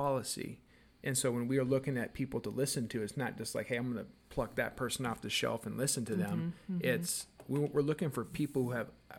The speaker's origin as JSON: {"language": "English", "country": "United States", "tie": "born or raised there", "lives_now": "Paramount, United States"}